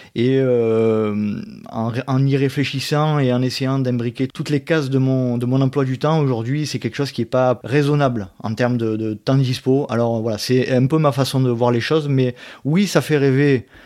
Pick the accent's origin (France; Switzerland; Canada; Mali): France; Aix-en-Provence, Provence-Alpes-Côte d'Azur; je suis d'Aix-en-Provence, à côté d'Aix-en-Provence, voilà. D'où la raison de mon accent